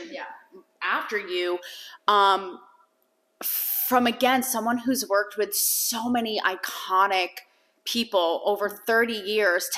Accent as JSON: {"language": "English", "region": "New England", "country": "United States", "also_born_or_lived": "Los Angeles", "moved": "yes", "said": "I'm from New England, lived"}